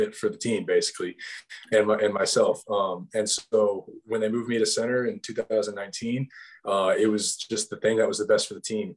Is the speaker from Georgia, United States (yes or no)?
yes; Georgia, United States; moved away; I'm from Georgia